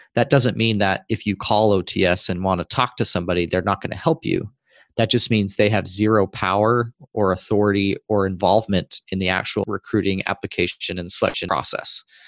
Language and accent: English; Utah, United States; moved away as an adult; In the state I grew up in Utah